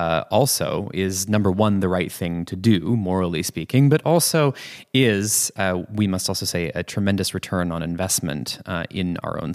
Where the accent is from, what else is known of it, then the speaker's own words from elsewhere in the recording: Canada; now in Berlin, Germany; my home country in Canada